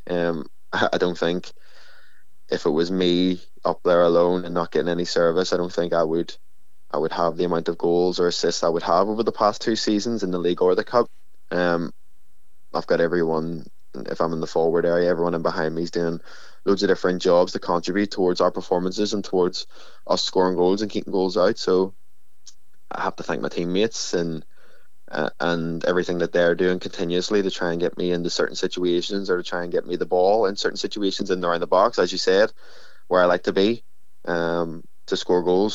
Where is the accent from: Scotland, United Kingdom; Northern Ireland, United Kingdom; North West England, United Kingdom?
Northern Ireland, United Kingdom; Belfast; I'm from East Belfast